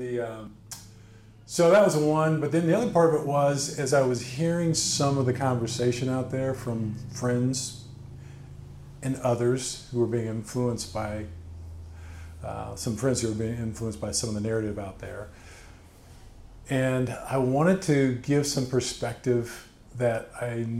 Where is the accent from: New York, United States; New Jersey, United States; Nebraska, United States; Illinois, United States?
Nebraska, United States; Bellevue; also born or lived in Omaha / Lincoln; Grew up in Nebraska. My dad was in the military, so I grew up in Bellevue.